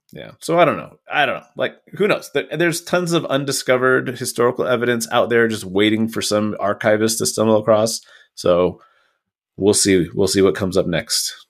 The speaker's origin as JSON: {"language": "English", "region": "Western Washington", "country": "United States", "tie": "born or raised there", "moved": "yes", "lives_now": "Idaho Falls, United States", "said": "I grew up in Western Washington"}